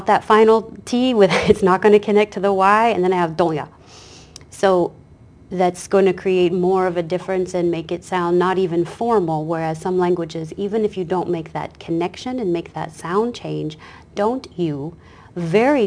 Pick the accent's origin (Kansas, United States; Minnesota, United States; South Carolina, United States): Kansas, United States; moved away; This is my hometown, my home state